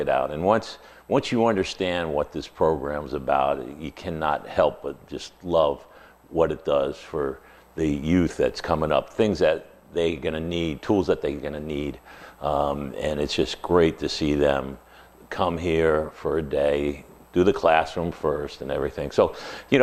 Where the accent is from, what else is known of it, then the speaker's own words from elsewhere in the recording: Long Island, New York, United States; moved away as an adult; also born or lived in Atlanta, United States; now in South Florida, United States; I grew up in Long Island.